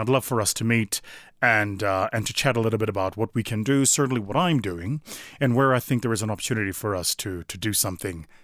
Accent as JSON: {"language": "English", "country": "South Africa", "said": "my home country of South Africa"}